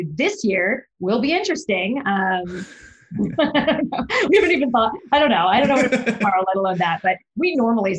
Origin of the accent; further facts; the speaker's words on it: Texas, United States; I'm a Texan.